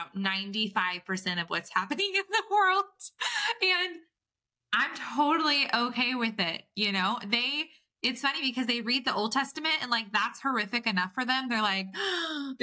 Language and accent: English; California, United States; I'm from California